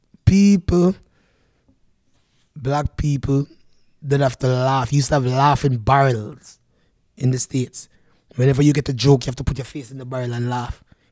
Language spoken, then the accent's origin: English; Canada; And I said, no, I'm from Canada.